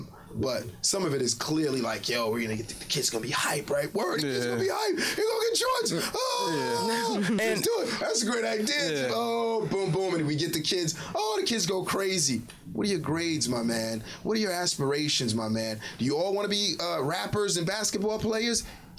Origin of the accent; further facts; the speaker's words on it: Haiti; You meant well, and I'm from Haiti, and I'll tell you firsthand